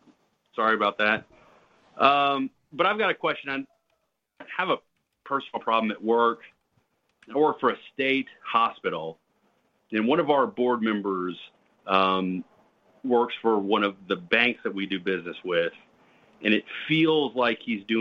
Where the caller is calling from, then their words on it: Florida, United States; Florida right now, though.